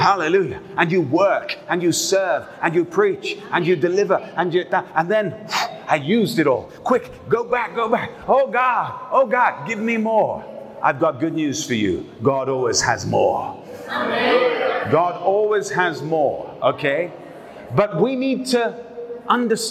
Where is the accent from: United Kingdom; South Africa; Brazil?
United Kingdom; I'm a British guy.